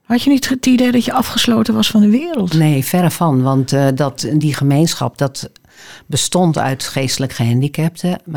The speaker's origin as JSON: {"language": "Dutch", "town": "Appingedam", "region": "Groningen", "country": "Netherlands", "tie": "born or raised there", "moved": "yes", "lives_now": "Amsterdam, Netherlands", "said": "ik ben geboren in Groningen, dus in Appingedam. En eh, daar heb ik een tijdje gewoond en ik ben daarna naar Groningen gegaan. Heb daar geleefd. En eh, ben uiteindelijk in eh, Amsterdam terechtgekomen."}